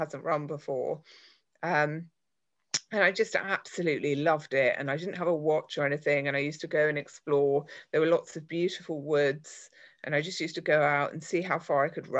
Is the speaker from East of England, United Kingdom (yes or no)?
no; London, United Kingdom; moved away as an adult; also born or lived in Canterbury; I'm from London, but I moved to a place called Canterbury for work.